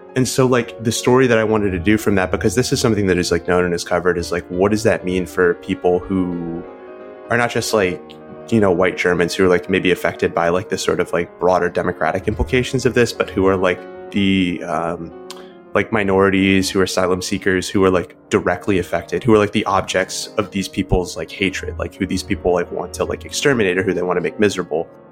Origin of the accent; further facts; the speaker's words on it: United States; I'm American